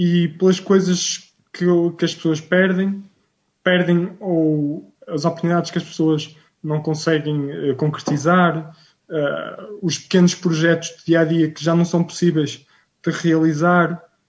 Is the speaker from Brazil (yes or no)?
no; Rio Tinto, Norte, Portugal; sou de Rio Quinto, na cidade do Porto, uh, portanto, benfiquista